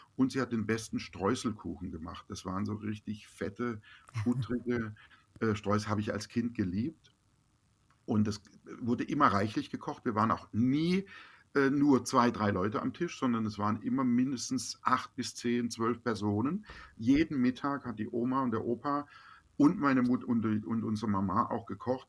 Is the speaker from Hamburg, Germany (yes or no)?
no; Baden-Baden, Baden-Württemberg, Germany; also born or lived in Los Angeles; die Basis bleibt im Herzen da, wo ich geboren bin, wo meine Freunde sind